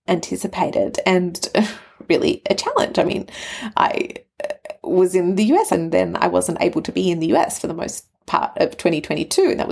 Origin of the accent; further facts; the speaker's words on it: Australia; also born or lived in Canberra, Australia / Sydney, Australia; Australia being my home, my permanent home. I'm Australian